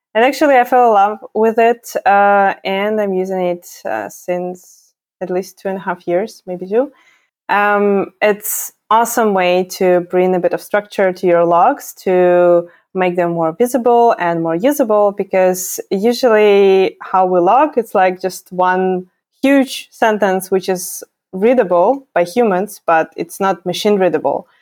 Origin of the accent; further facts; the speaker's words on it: Ukraine; moved away as an adult; now in Berlin, Germany; I am originally from Ukraine. I'm not German. I moved to Germany around five years ago